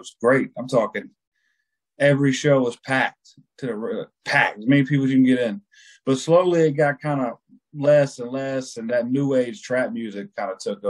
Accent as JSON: {"language": "English", "town": "Columbia", "region": "South Carolina", "country": "United States", "said": "I'm originally from Columbia, South Carolina."}